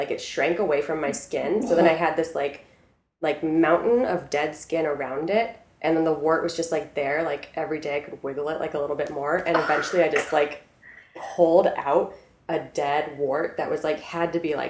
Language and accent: English; South Korea; So I grew up in South Korea. I lived in South Korea for 6 years. That's like where I went to middle school and high school.